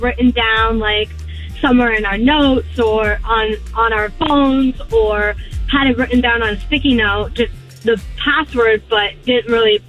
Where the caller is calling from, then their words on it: Poinciana, Florida, United States; This is … from Poinciana.